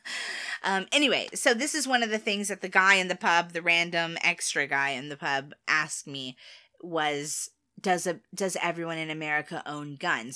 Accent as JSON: {"language": "English", "country": "United States", "said": "as an American"}